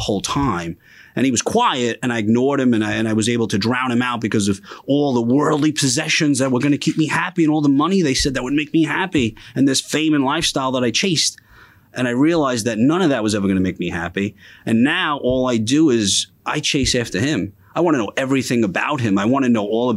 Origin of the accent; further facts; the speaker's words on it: New York City, New York, United States; I grew up in Bensonhurst, Brooklyn.